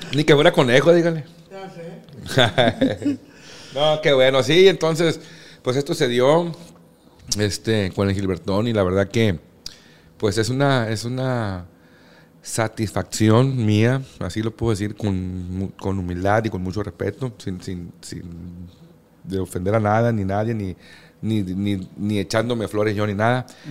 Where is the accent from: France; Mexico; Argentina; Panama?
Mexico; Culiacán, Sinaloa; yo nací aquí en Culiacán y toda la vida viví en, ahí en Tierra Blanca